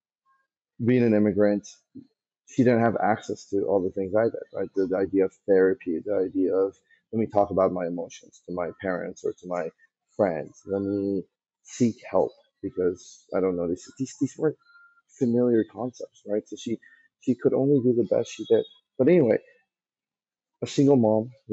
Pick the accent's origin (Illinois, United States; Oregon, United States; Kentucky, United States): Kentucky, United States; moved away as an adult; also born or lived in Iran; growing up in Kentucky, and really love going back there now. It really does feel like home